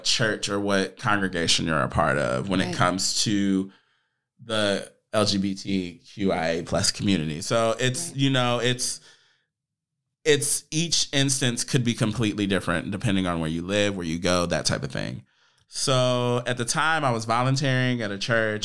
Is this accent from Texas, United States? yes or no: yes; Dallas, Texas, United States; I grew up in the United Methodist Church. Where at? So, in Dallas, Texas.